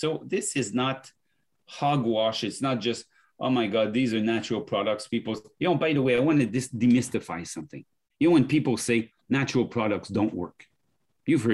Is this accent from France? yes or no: yes; France; accent: French; English is a second language; moved away